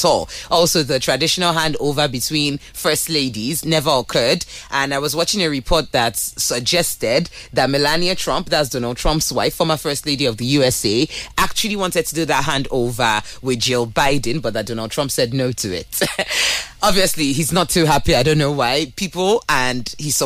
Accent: Nigeria; I'm Nigerian

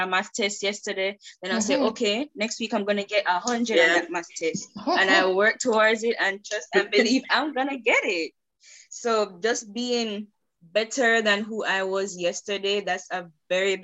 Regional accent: Kingston, Kingston and St. Andrew, Jamaica; I grew up in Kingston and St. Andrew, so I'm kind of used to here, used to the city life

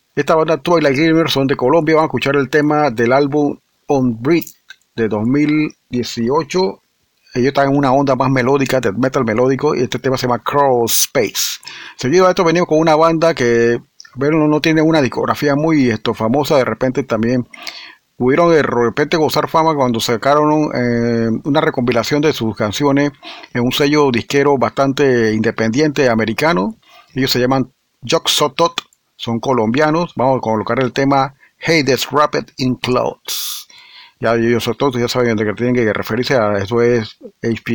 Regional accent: Panama; aquí del país vecino de nosotros

